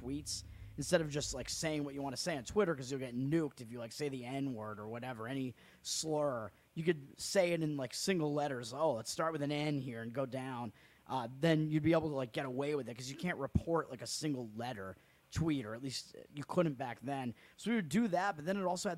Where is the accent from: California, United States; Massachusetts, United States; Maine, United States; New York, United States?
Massachusetts, United States; Massachusetts convention because it is my home state